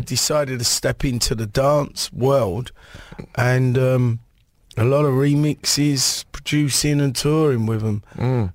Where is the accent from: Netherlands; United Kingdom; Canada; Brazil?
United Kingdom; England; growing up in England